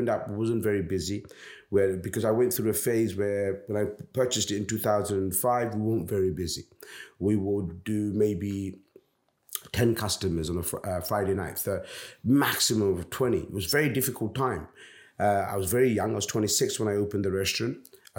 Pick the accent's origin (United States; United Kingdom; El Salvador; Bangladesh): Bangladesh; I'm a Bangladeshi. I'm not an Indian restaurant. I am actually a Bangladeshi restaurant.